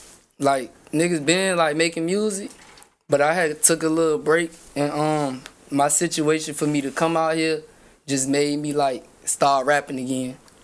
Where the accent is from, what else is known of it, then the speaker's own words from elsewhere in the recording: Virginia, United States; now in California, United States; I'm from Virginia.